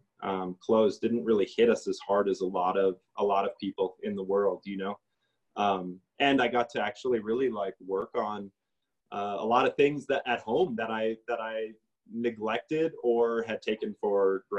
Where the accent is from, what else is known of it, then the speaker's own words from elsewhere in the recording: North Dakota, United States; moved away as an adult; now in Santa Fe, United States; I'm not from this place. I'm from North Dakota. And I moved here